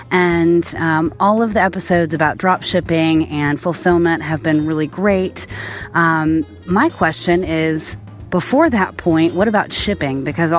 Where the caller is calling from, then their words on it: Asheville, North Carolina, United States; I'm from Asheville, North Carolina.